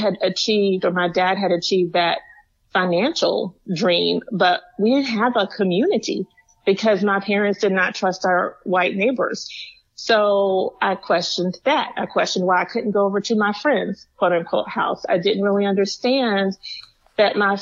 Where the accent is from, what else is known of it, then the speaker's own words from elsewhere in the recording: the South, United States; as a young Black woman growing up in the South